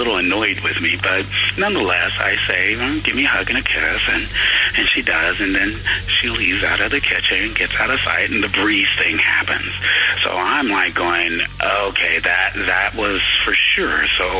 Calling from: Santa Rosa, California, United States; I'm calling from Santa Rosa, California.

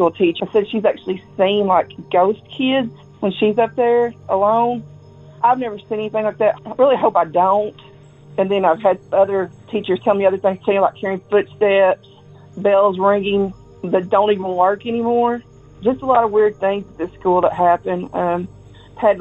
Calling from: Risco, Missouri, United States; I'm calling from Missouri. A lot of things have happened at the school in the town that I live in. I live in a teeny tiny town called Risco.

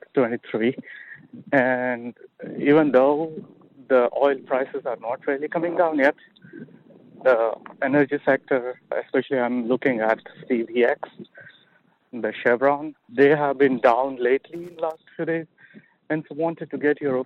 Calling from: Sunnyvale, California, United States

